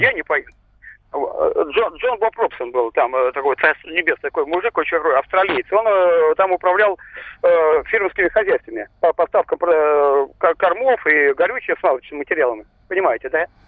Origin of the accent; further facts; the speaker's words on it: Moscow, Russia; also born or lived in Tula Oblast; now in Moscow Oblast, Russia; я живу, я родился, вообще-то я москвич, живу в Подмосковье